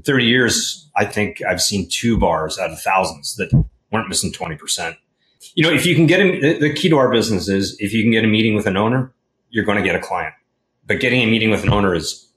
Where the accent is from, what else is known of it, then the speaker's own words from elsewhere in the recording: Vancouver, British Columbia, Canada; moved away as an adult; now in California, United States; I grew up in Vancouver, British Columbia